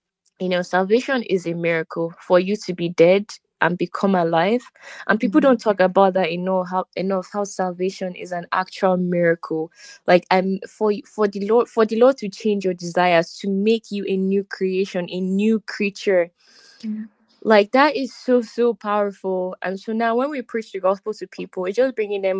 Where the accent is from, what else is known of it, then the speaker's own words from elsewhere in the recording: Nigeria; we're from Nigeria